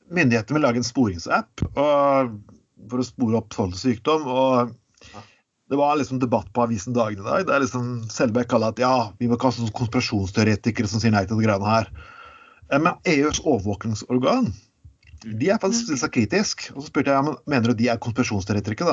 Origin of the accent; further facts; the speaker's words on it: Telemark, Norway; kommer jeg fra Telemark